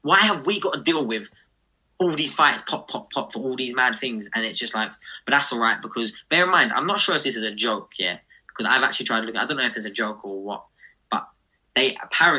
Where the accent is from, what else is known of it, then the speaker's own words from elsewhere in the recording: United Kingdom; Us as British fighters